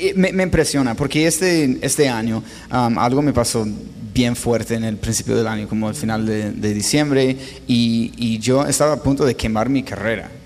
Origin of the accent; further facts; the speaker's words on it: Los Angeles, California, United States; first language English; Spanish is a second language; moved away as an adult; also born or lived in Spain; now in Colombia; yo nací en Los Ángeles, California, viví todo como 24 años allá